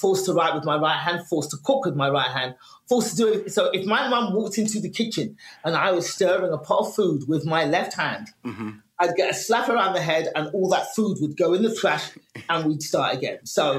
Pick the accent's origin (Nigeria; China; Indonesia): Nigeria; born there; So there are and as a Nigerian, because my family's African, I was born left-handed.